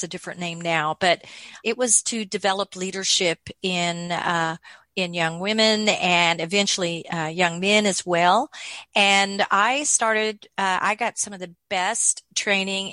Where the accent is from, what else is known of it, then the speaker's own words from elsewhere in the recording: Oklahoma, United States; moved away as an adult; now in Pflugerville, United States; I was born in Oklahoma, the other side of the Red River